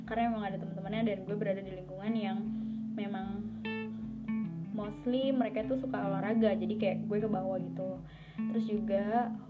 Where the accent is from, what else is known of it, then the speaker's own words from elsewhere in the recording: Jakarta, Indonesia; also born or lived in Bekasi; now in Surakarta, Indonesia; gue lahir dan besarnya di Jakarta. Sekolah dari SD, SMP, SMK, itu juga di Jakarta kemudian uh, satu tahun setelah lulus SMK gue kuliah di Solo